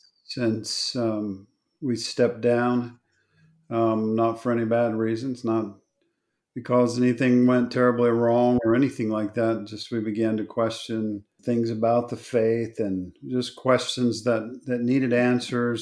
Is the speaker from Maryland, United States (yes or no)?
no; Oklahoma, United States; moved away; also born or lived in Texas; I was born in Oklahoma